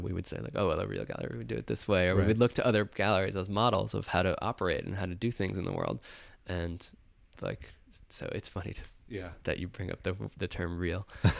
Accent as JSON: {"language": "English", "area": "Rockland County", "region": "New York", "country": "United States", "tie": "born or raised there", "also_born_or_lived": "Brooklyn, New York", "said": "I grew up in Rockland County, New York, which is a suburb just north of the city."}